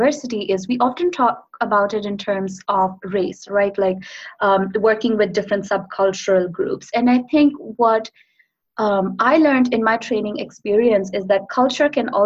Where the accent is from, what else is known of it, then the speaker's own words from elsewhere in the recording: India; moved away as an adult; I come from India